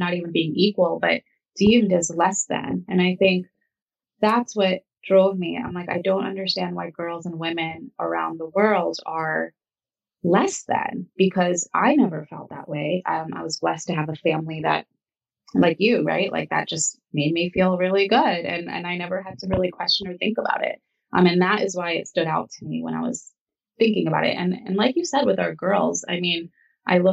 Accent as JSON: {"language": "English", "country": "United States", "tie": "born or raised there", "said": "we grew up here. I was born in America"}